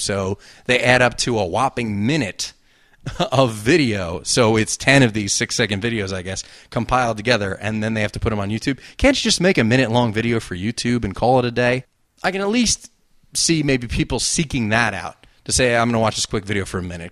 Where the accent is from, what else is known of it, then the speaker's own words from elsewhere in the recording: New Jersey, United States; accent: Jersey; that Jersey accent